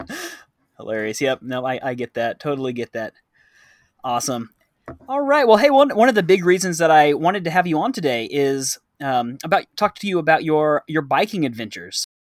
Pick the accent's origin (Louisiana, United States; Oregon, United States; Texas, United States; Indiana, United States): Texas, United States; now in Thailand; I'm from Texas.